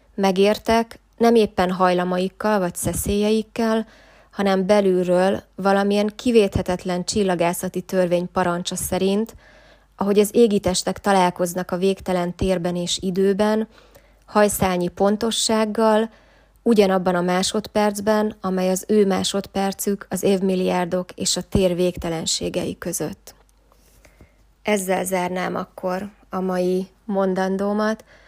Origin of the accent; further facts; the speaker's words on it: Szombathely, Vas, Hungary; moved away as an adult; én pedig szombathelyi vagyok